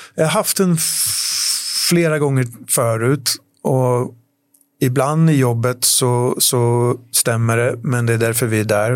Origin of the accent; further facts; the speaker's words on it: Sweden; moved away as an adult; also born or lived in London / Paris; jag flyttade hem till Sverige